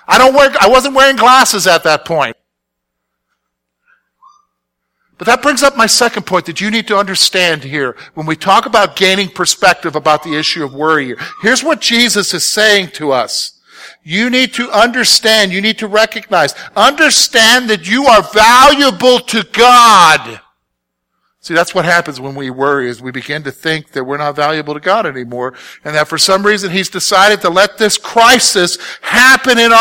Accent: South Carolina, United States; moved away as an adult; also born or lived in Pennsylvania; I'm from South Carolina. I'm a city guy.

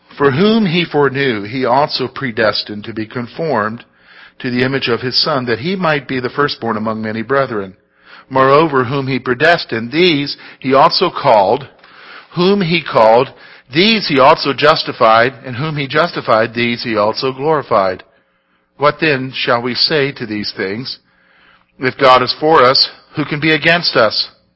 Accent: Columbia, South Carolina, United States; moved away; I grew up in South Carolina in what's known as the Sand Hills of South Carolina, down there in Columbia

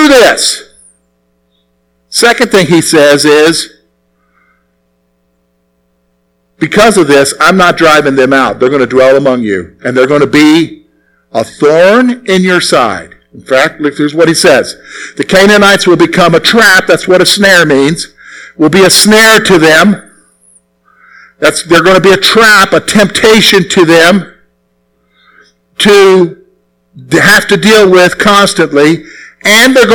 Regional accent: South Carolina, United States; moved away as an adult; also born or lived in Plumville, Pennsylvania; I'm from the South. Okay, so I'm from South Carolina

